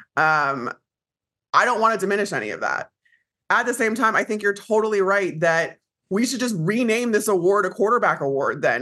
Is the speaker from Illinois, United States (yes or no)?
yes; Chicago, Illinois, United States; I grew up in Chicago